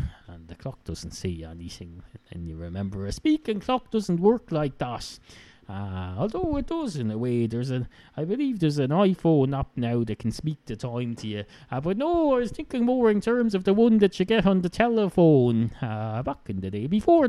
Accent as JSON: {"language": "English", "country": "Ireland", "accent": "Irish hybrid (Wicklow, Dublin, Kildare)", "said": "I used to have a Wicklow accent. Then I had a bit of a Dublin accent, except not quite. Then I had a Kildare accent. Then I had all sorts of... now I have a hybrid."}